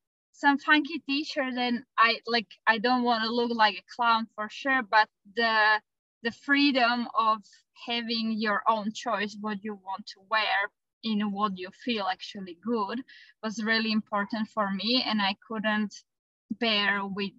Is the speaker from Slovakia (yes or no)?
yes; Slovakia; moved away as an adult; also born or lived in Australia; I am from Europe, Central Europe, from Slovakia, and we moved to Australia with my partner